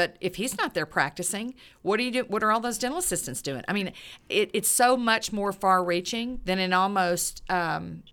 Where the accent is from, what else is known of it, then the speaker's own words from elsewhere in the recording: Texas, United States; I'm from Texas.